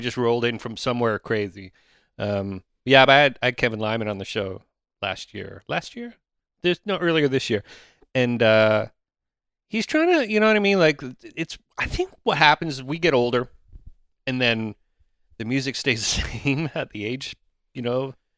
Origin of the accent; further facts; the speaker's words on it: Oshawa, Ontario, Canada; growing up in Oshawa